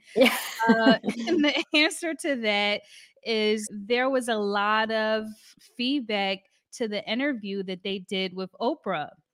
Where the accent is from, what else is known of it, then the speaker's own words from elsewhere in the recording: Philadelphia, Pennsylvania, United States; moved away as an adult; now in Paris, France; I'm from, uh, Philly